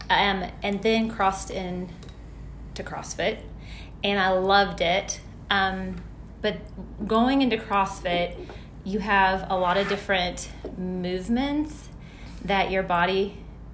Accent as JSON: {"language": "English", "town": "Clearwater", "region": "Florida", "country": "United States", "also_born_or_lived": "Elizabethtown, Kentucky", "moved": "as an adult", "lives_now": "New Albany, United States", "said": "I am from Clearwater, Florida"}